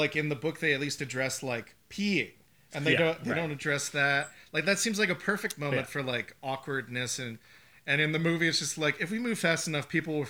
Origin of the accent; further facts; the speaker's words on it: Medford, Massachusetts, United States; It just plays him doing a terrible Boston accent. I'm from Medford.